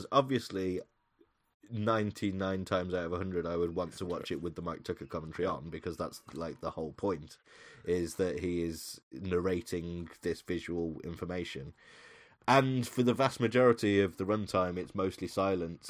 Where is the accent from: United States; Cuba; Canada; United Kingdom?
United Kingdom; Birmingham, West Midlands; I grew up in Birmingham.